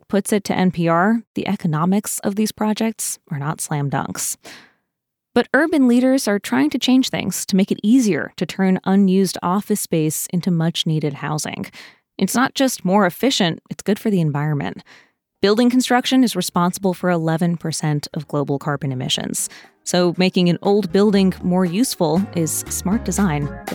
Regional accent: New Jersey, United States; I grew up in New Jersey, where malls were a big part of the teenage

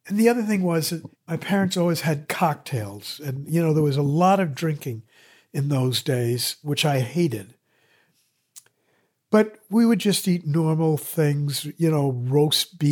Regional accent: Andover, Massachusetts, United States; So I lived in school housing at Andover

